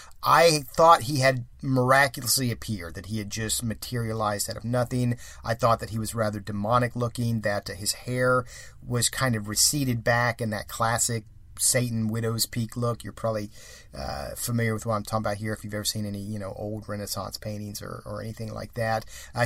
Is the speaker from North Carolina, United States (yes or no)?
no; Columbus, Ohio, United States; We had a little wooded area by the apartment where I grew up in Columbus, Ohio.